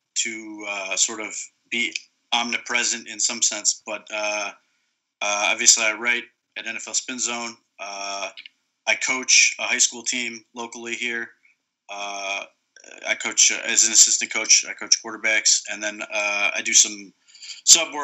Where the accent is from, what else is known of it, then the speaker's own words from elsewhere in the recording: Akron, Ohio, United States; I was born in Ohio. I'm born in Akron, so sort of raised in it